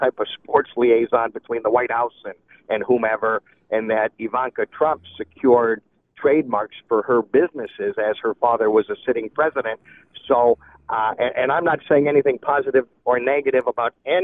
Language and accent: English; United States; I am an American